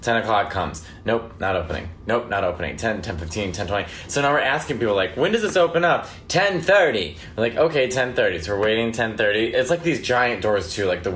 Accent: New York, United States; being a New Yorker

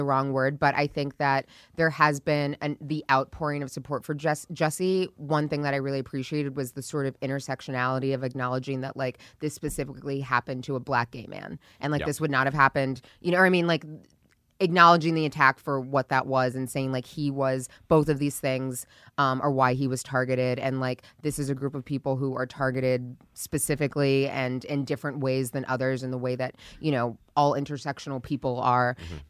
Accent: Northern Ireland, United Kingdom; I grew up in Northern Ireland in the Troubles, which is capitalized.

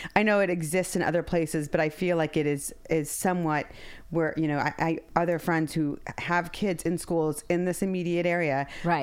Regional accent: Ohio, United States; moved away; growing up in Ohio

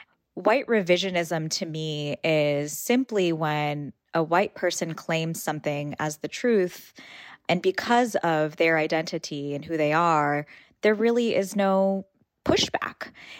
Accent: Port St. Lucie, Florida, United States; the mosque that I grew up closest to in Port St. Lucie, Florida.

